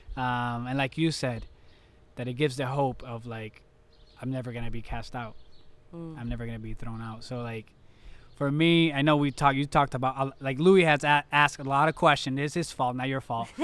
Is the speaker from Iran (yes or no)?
no; Puerto Rico; I'm from Puerto Rico